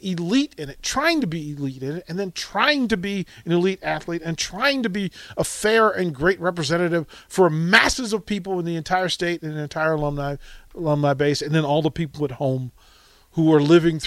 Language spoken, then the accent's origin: English; Alexandria, Virginia, United States; that's my hometown